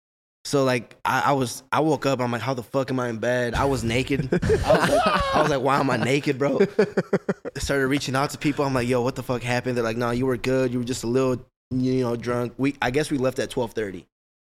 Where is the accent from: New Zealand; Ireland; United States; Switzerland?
United States; Fridley, Minnesota; also born or lived in Kansas / River Falls, Wisconsin; So, basically I lived in, Fridley my whole life.